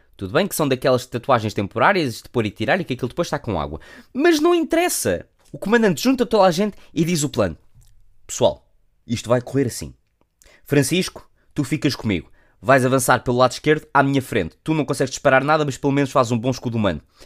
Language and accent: Portuguese; Portugal; como bons portugueses que somos